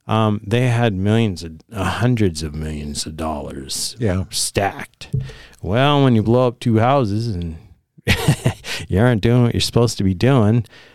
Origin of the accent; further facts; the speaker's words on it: Spokane, Washington, United States; I grew up here in Spokane, but I went over there 4 times the money for the same work.